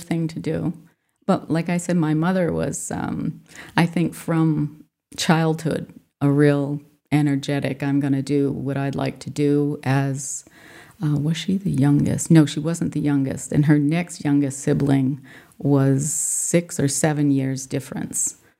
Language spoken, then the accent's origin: English; Swansea, Massachusetts, United States; also born or lived in Fall River, Massachusetts / Rhode Island; I was born in Fall River, Massachusetts, and then lived in Swansea, which is a a fairly rural community at the time.